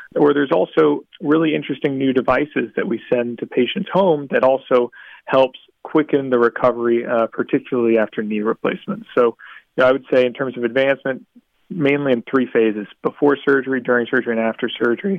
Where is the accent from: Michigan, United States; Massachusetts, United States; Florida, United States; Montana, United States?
Florida, United States; South; I grew up down here in South Florida